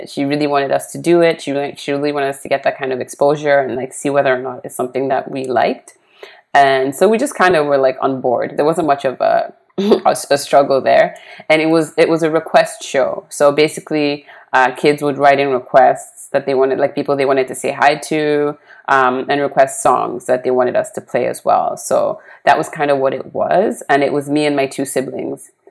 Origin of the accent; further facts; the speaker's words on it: Nigeria; also born or lived in Poland / Switzerland; I was born in Poland. We moved to Nigeria for a few years. We moved to Switzerland for about six years. And then I think when I moved back to uh, Nigeria, I was about 10 years old.